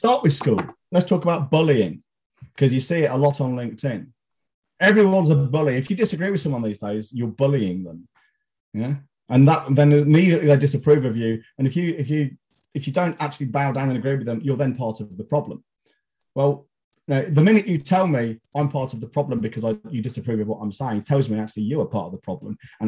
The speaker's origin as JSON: {"language": "English", "town": "Leicester", "region": "East Midlands", "country": "United Kingdom", "tie": "born or raised there", "said": "my hometown, who I don't even support"}